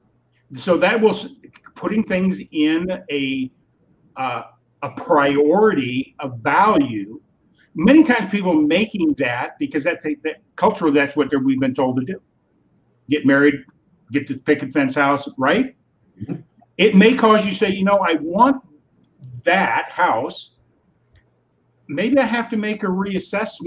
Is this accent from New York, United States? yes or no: no; California, United States; now in Wisconsin, United States; I'm from California originally. So I'm born and raised in California